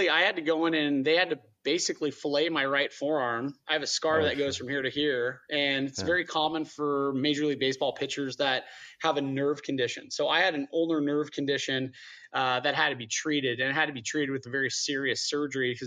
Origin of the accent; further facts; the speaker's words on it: Yorba Linda, California, United States; I grew up in Yorba Linda